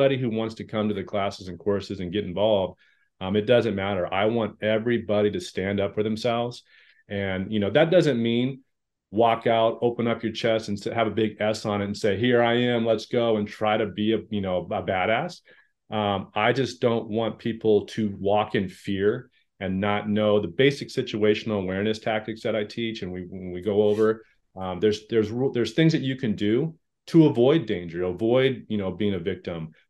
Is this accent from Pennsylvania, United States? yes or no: no; La Verne, California, United States; I grew up in Laverne, nice suburban little area outside